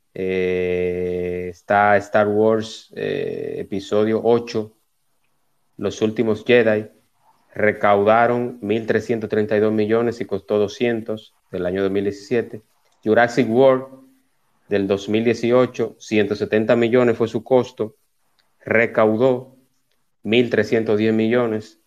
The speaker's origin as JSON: {"language": "Spanish", "country": "Dominican Republic", "said": "nosotros como dominicanos"}